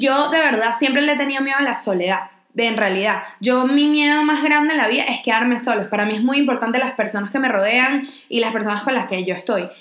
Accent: Venezuela; nuestras experiencias como niñas venezolanas criadas

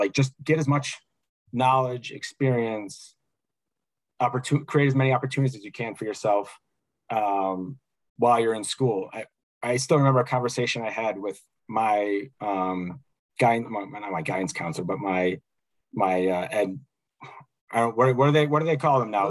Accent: Chicago, Illinois, United States; growing up in Chicago

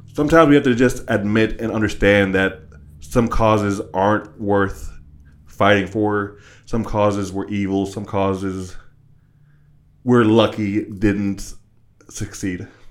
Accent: West Virginia, United States; growing up in West Virginia and surrounding areas

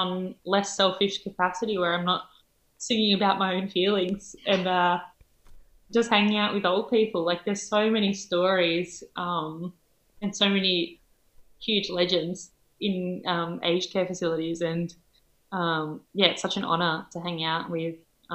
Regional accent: Helensburgh, New South Wales, Australia; my hometown, like in Helensburg

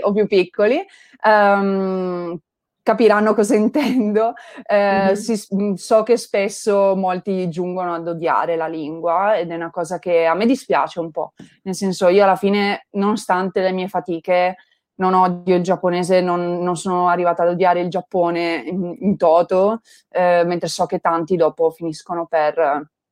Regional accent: Turin, Piedmont, Italy; io vengo da Torino

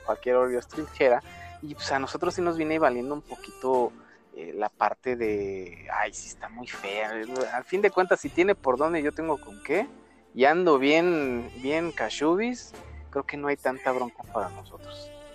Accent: Monterrey, Nuevo León, Mexico; now in Mexico City, Mexico; yo soy, yo soy regio, ya me estoy achilangando

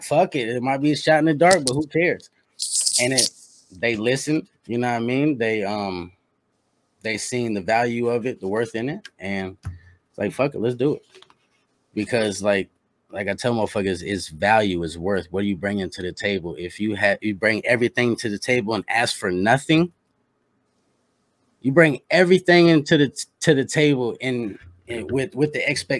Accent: Indianapolis, Indiana, United States; I'm from the bottom. I'm from Indianapolis.

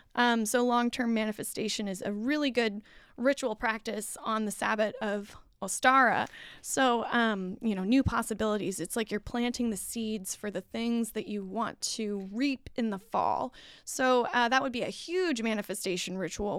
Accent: United States; I'm American

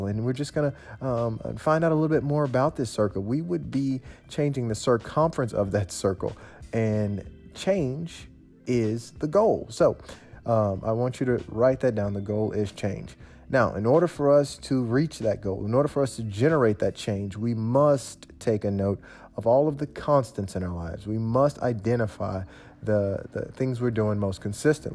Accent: Memphis, Tennessee, United States; I'm from Memphis, Tennessee, so I sound like this.

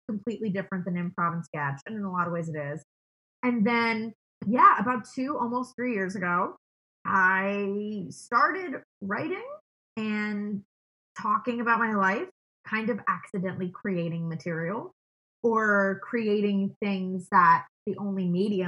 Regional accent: Miami, Florida, United States; moved away as an adult; also born or lived in New York; I grew up in Miami

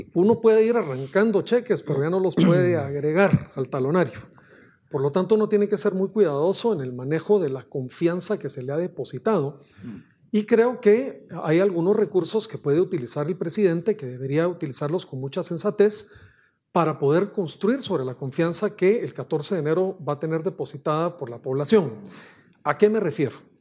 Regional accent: Guatemala; nosotros nos corresponde como guatemaltecos

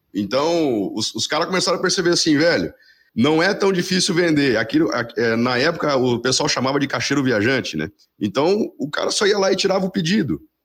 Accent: Paraná, Brazil; eu sou aqui do Paraná

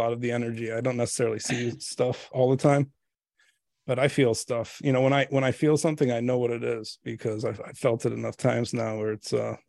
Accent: Merrillville, Northwest Indiana, United States; we grew up in Northwest Indiana, town called Maryville, right outside Gary, Indiana.

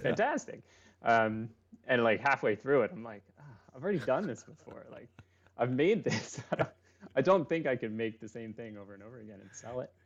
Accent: Lancaster, Pennsylvania, United States; moved away as an adult; also born or lived in Annapolis, Maryland / Wilmington, Delaware; I grew up in, uh, in the Northeast, um, so I lived in Annapolis for a while. I lived in, uh, Lancaster, Pennsylvania

